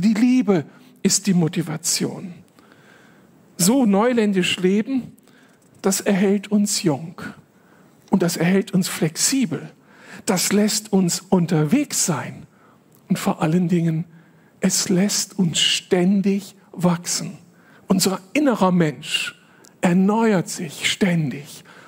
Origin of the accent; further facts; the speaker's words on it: Moers, North Rhine-Westphalia, Germany; moved away as an adult; also born or lived in Berlin; Aufgewachsen bin ich dann in Mörs, nicht weit weg von hier, in einer sehr kleinen Gemeinde